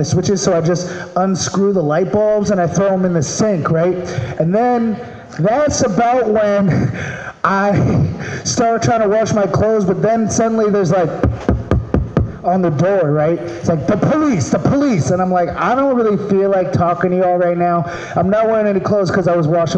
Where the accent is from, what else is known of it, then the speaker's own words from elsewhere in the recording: Maryland, United States; now in California, United States; I'm from Maryland